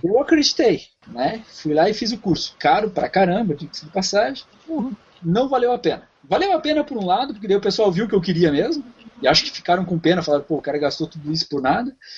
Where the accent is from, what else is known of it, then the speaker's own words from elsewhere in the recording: Curitiba, Paraná, Brazil; moved away as an adult; now in Canada; eu venho de Curitiba, meu pai tem, teve uma loja de carro durante muitos anos